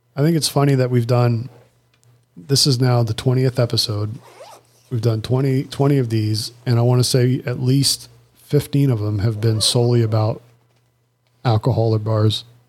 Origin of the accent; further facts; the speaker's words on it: United States; I'm American